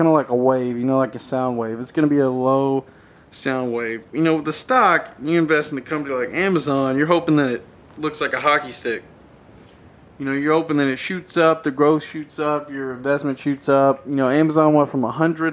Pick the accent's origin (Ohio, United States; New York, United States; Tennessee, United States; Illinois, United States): Tennessee, United States; Nashville; I'm from Tennessee, around the Nashville area.